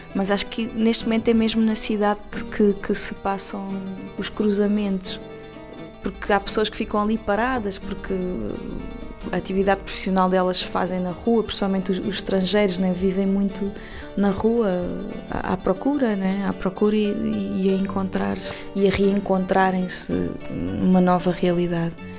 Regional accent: Lisbon, Portugal; also born or lived in Cape Verde; Lisboa é a minha terra, foi aqui que eu nasci e é aqui que eu gosto de viver

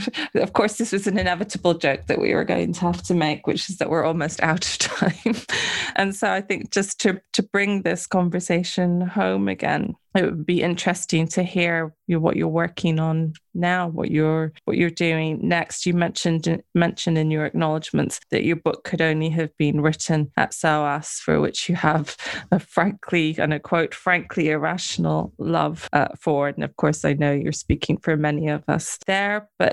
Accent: India; I grew up in India myself, you know, watching from here what's going on there

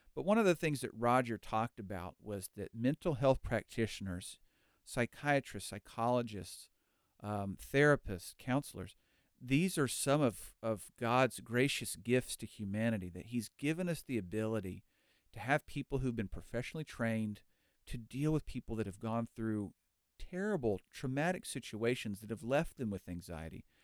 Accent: United States; moved away as an adult; also born or lived in Cambodia; I'm an American

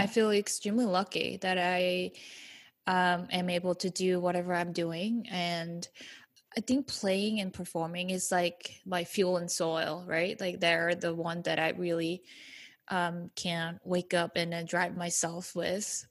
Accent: South Korea; moved away; growing up in South Korea

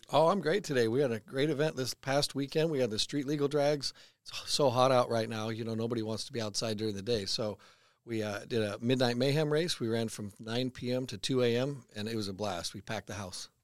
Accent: Sacramento, California, United States; moved away as an adult; now in Redding, United States; my history in drag racing comes from growing up around Sac Raceway

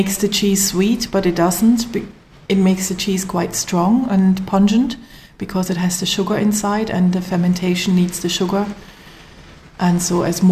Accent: Black Forest, Baden-Württemberg, Germany; moved away as an adult; now in Kerry, Ireland; I'm from the Black Forest in Germany

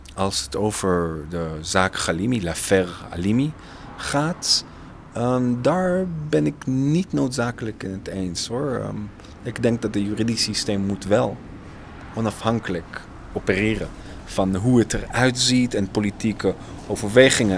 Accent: Haifa, Haifa District, Israel; Dutch is a second language; moved away as an adult; now in Netherlands; mijn eigen geboorteplek, Haifa

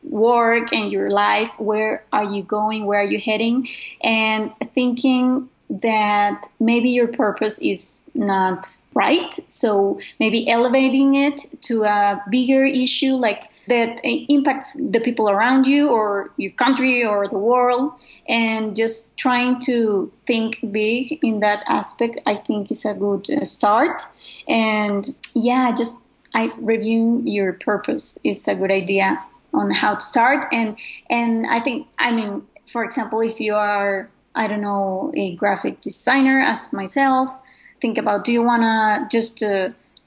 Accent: Mexico; I am from Mexico

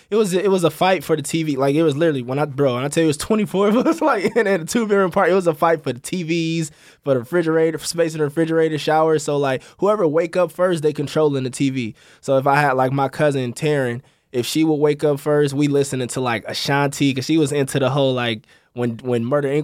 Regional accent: Los Angeles, California, United States; also born or lived in Malibu / Missouri; from Crenshaw District, born and raised

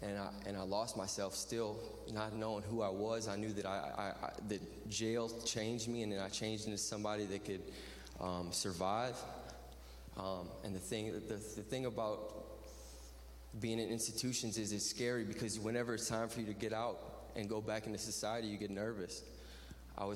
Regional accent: Lafayette, Louisiana, United States; I'm 30 years old. I'm from Lafayette, Louisiana. That's way at the bottom of the boot, about 30 miles north of the Gulf of Mexico.

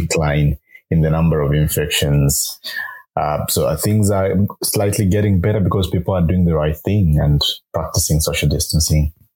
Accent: Kitwe, Copperbelt Province, Zambia; I grew up uh, in uh, Kitwe on the copper belt province of Zambia

